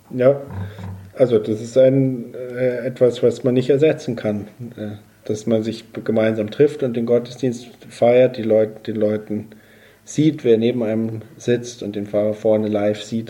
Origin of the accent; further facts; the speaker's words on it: Bavaria, Germany; ich komme ja aus Bayern